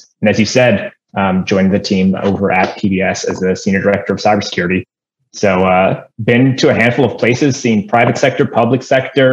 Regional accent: Las Vegas, Nevada, United States; moved away; I was born and raised in Las Vegas, one of the very few people.

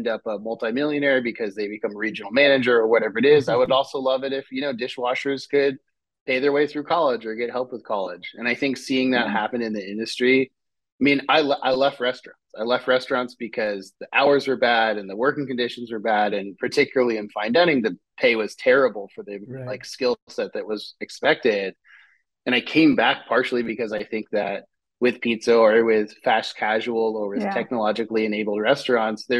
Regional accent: Seattle, Washington, United States; also born or lived in Shoreline, Washington; now in San Francisco, United States; I grew up in Seattle and Shoreline

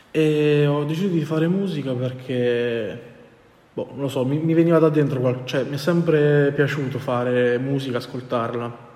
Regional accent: Abruzzo, Italy; io inizialmente, perché sono abruzzese, volevo andare a Teramo

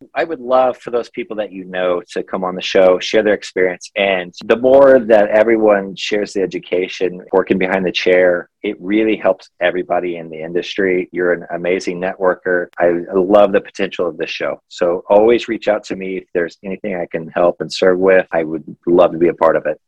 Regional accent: Missouri, United States; moved away as an adult; also born or lived in New York City; I'm originally from Missouri, but 18 months ago, as I mentioned, I moved here from New York City because I lived there for two years.

